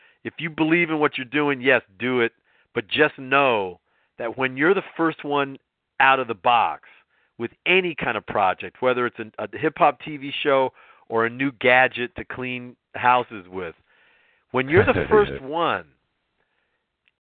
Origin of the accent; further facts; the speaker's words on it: California, United States; moved away; I was originally from California